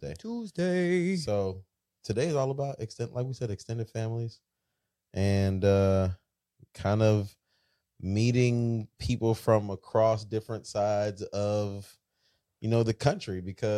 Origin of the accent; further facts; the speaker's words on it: Florida, United States; now in Texas, United States; I grew up on the East Coast